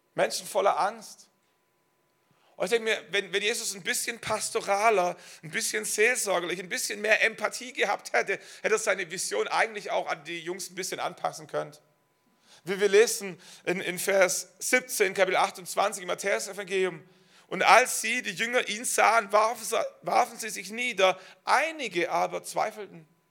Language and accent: German; Schwäbisch Hall, Baden-Württemberg, Germany; moved away as an adult; Schwäbisch Hall ist meine Heimatstadt. Ähm, wir wurden dort gesegnet, wir sind dort groß geworden